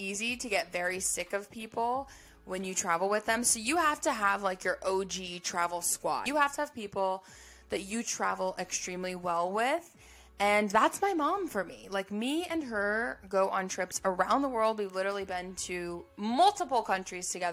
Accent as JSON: {"language": "English", "country": "United States", "said": "as an American"}